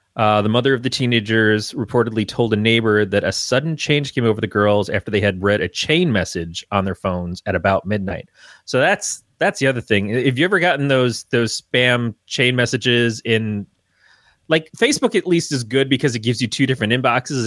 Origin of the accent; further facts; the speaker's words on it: Michigan, United States; I grew up in Michigan.